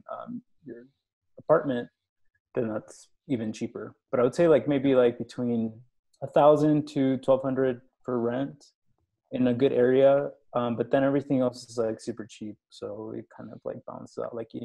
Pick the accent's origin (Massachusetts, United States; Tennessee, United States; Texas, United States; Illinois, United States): Texas, United States; Houston; moved away as an adult; also born or lived in Austin, Texas; now in Mexico City, Mexico; So I grew up in Texas in Houston